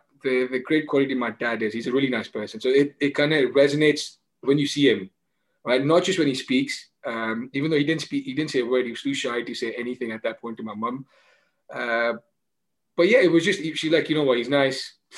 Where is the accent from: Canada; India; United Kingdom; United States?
India; being Indian, I understand the impact it has on your life, right?